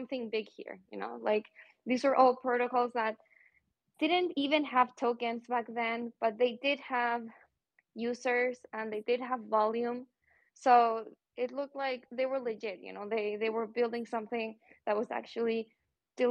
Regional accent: Santiago, Santiago Metropolitan Region, Chile; moved away; also born or lived in New York / Buenos Aires / Madrid; I'm originally from Santiago, Chile

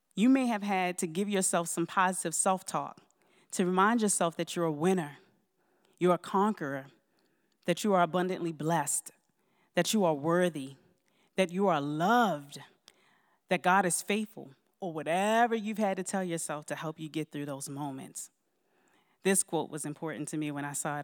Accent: Baltimore, Maryland, United States; moved away; also born or lived in Georgia; I moved to the Valley about four years ago from Georgia. However, I'm originally from Baltimore, Maryland

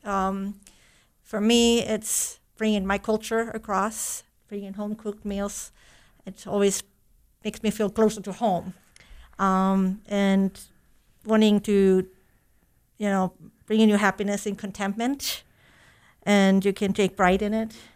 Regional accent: Germany; moved away as an adult; also born or lived in Stevensville, United States; now in United States; German native, living in the U S approximately thirty years.

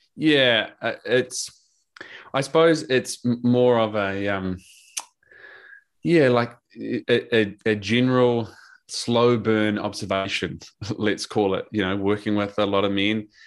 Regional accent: New Zealand; also born or lived in Drogheda, Ireland / Scotland / London; now in Australia; I'm a Kiwi

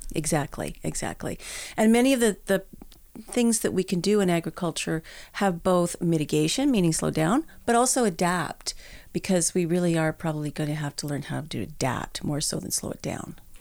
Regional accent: Edmonton, Alberta, Canada; born and raised in Edmonton.

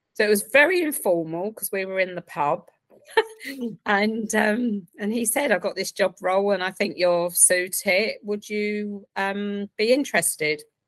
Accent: Essex, East of England, United Kingdom; now in Reading, United Kingdom; originally from Essex

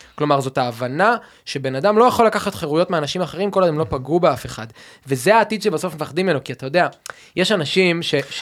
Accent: Rehovot, Central District, Israel; now in Tel Aviv, Israel; אני במקור מרחובות

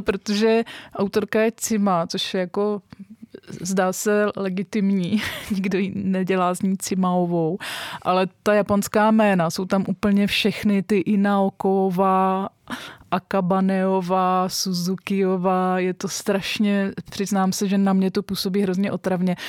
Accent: Czechia; my jako právě Češi, středoevropani

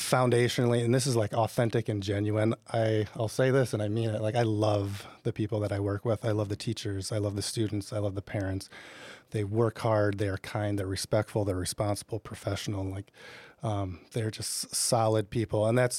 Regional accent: Decorah, Iowa, United States; my wife and I grew up in Northeast Iowa in Decorah.

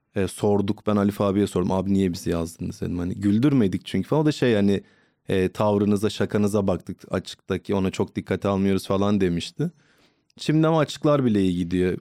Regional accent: Trabzon, Turkey; now in Istanbul, Turkey

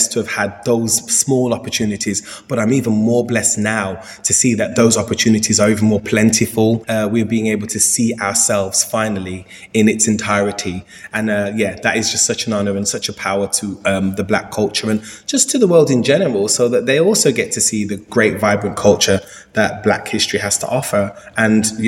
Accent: Birmingham, West Midlands, United Kingdom; moved away; back in my hometown

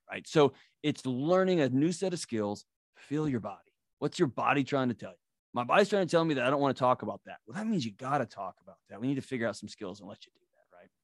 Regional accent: Texas, United States; I grew up in Texas

